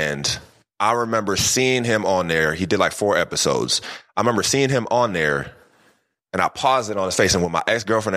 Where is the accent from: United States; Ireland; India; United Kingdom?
United States; California; also born or lived in Philadelphia, Pennsylvania; I was raised in Cali. I was, you know, born in Philly, but raised out here in Cali